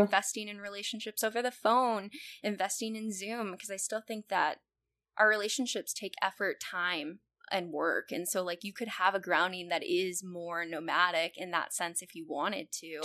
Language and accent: English; California, United States; now in Chicago, United States; I I grew up in California